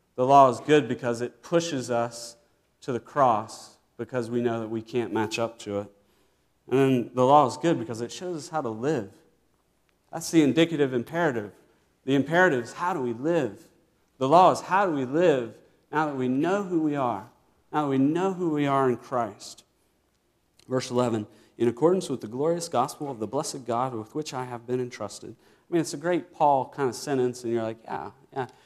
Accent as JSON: {"language": "English", "region": "Virginia", "country": "United States", "tie": "born or raised there", "said": "I grew up in Virginia"}